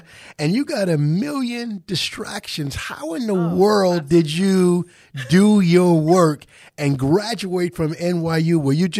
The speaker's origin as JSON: {"language": "English", "town": "Wyandanch", "region": "New York", "country": "United States", "tie": "born or raised there", "said": "my hometown, Wyandanch, 11798."}